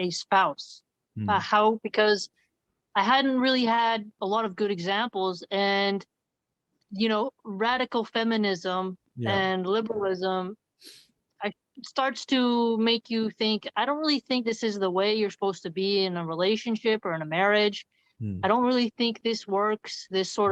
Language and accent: English; Philadelphia, Pennsylvania, United States; growing up in the hood and growing up in Philadelphia, growing up in very violent areas